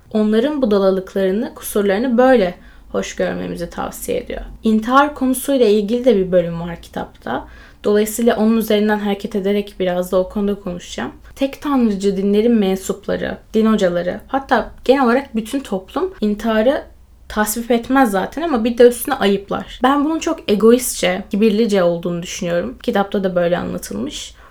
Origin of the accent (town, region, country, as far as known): Turkey